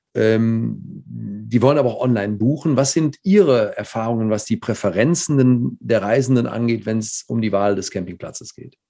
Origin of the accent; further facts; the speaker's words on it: Cologne, North Rhine-Westphalia, Germany; Als Kölner